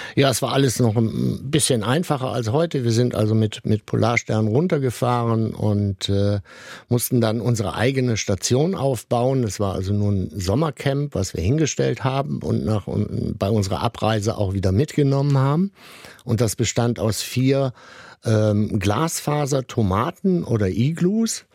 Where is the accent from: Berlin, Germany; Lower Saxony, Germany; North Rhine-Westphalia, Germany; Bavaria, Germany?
North Rhine-Westphalia, Germany; Sankt Augustin; bin in der Nähe von Bonn aufgewachsen und in St. Augustin